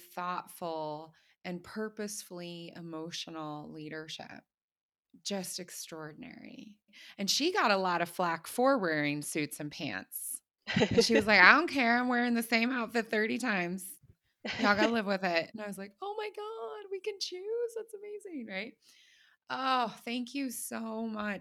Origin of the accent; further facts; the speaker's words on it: Ohio, United States; moved away; I was born in Ohio. I was educated as an American